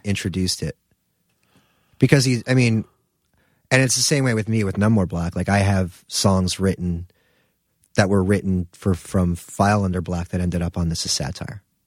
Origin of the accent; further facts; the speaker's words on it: New Jersey, United States; moved away as an adult; also born or lived in Philadelphia / Brooklyn; I'm from Jersey